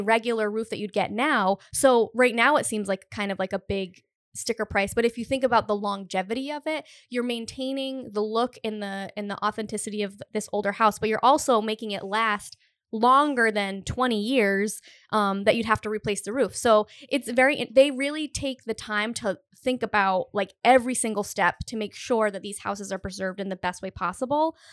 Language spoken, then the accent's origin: English; Cumberland, Rhode Island, United States; now in Providence, United States; I'm from Cumberland